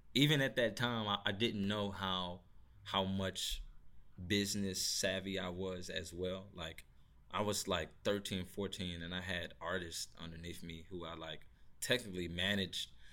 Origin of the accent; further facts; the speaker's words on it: St. Louis, Missouri, United States; I'm from Saint Louis, Missouri